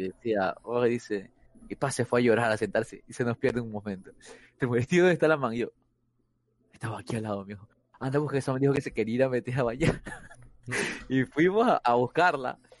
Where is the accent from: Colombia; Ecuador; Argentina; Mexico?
Ecuador; Guayaquil, Guayas; fui criado en el Cristo del Consuelo